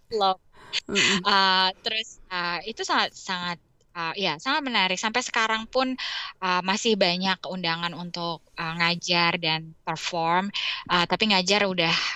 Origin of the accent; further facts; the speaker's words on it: Indonesia; moved away as an adult; now in United States; waktu kita besar di Indonesia